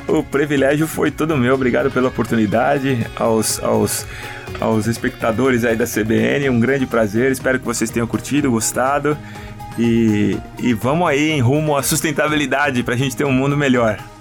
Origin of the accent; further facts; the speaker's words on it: Brazil; como brasileiro